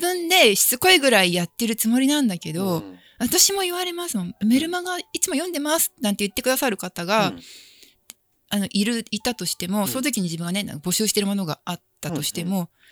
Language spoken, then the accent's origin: Japanese; Chiba, Japan; 千葉出身